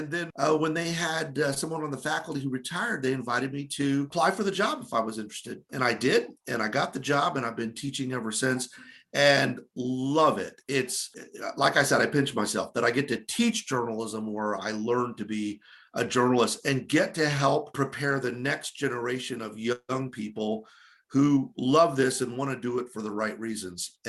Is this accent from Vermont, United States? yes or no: no; Orlando, Florida, United States; also born or lived in Tampa, Florida; came back home to my hometown paper, the Orlando Sentinel